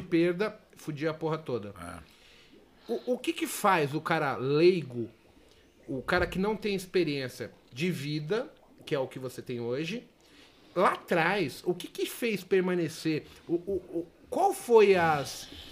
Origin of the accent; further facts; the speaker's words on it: São Paulo, Brazil; eu nasci no bairro do Limão. É, Santana, São Paulo. Mas eu fui morar bairro do Limão, Vila Nova Cachoeirinha, Brasilândia, zona periférica de São Paulo